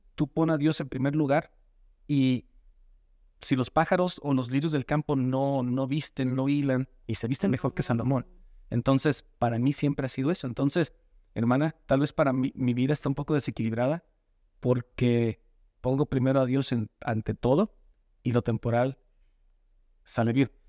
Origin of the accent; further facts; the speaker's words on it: Mexico; now in United States; vivir bien aquí y disfrutar cuando estoy en México a lo más que pueda